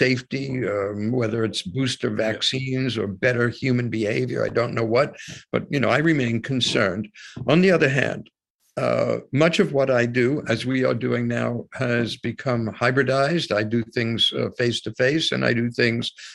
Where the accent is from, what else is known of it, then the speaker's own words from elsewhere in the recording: United States; I was born in the United States